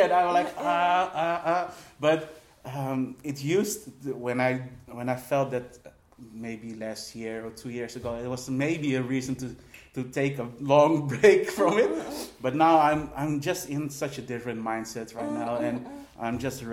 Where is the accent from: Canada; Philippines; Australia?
Philippines; now in Netherlands; I'm also Filipino